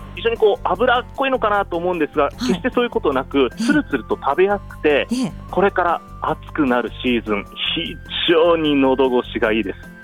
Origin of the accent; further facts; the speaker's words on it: Kushiro, Hokkaido, Japan; also born or lived in Sapporo; 出身は釧路です